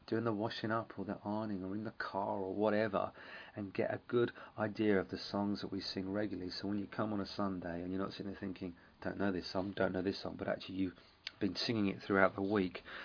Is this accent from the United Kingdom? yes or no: yes; England, United Kingdom; we're English